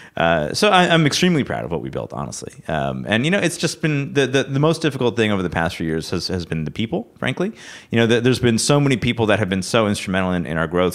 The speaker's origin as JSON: {"language": "English", "town": "Rochester", "region": "New York", "country": "United States", "said": "I'm from Rochester, New York"}